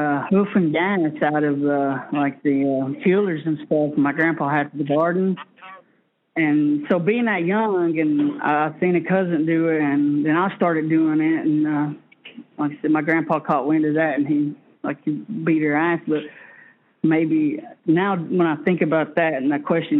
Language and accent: English; Birdtown, North Carolina, United States; I'm from the Birdtown community, Cherokee Indian Reservation, Paula boundary